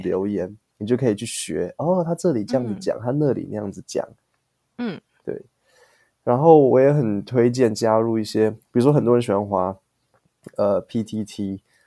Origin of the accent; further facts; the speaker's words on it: Taiwan; 我国中、高嗯。中、大学，我每一张毕业证书都是台湾发的